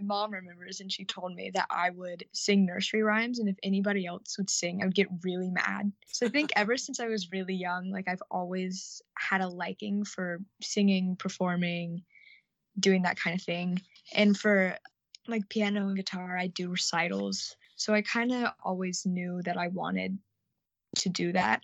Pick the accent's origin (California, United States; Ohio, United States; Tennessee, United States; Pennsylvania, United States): Tennessee, United States; Chattanooga; also born or lived in Florida; I've lived in Tennessee my whole life